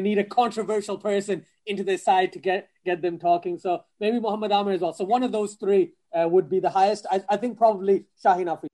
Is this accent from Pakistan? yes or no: yes; Pakistan; I'm Pakistani